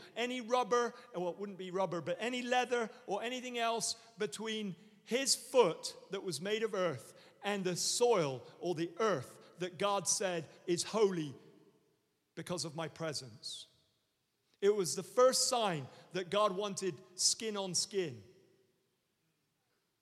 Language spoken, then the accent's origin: English; United States; We're just so American now